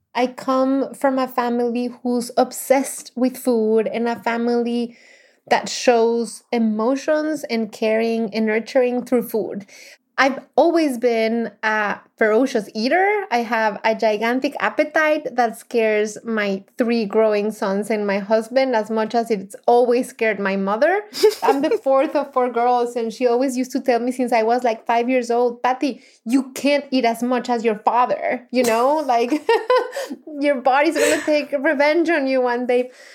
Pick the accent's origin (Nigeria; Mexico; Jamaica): Mexico; English is a second language; moved away as an adult; now in United States; I was, of course, born and raised in Mexico and consider myself fully Mexican.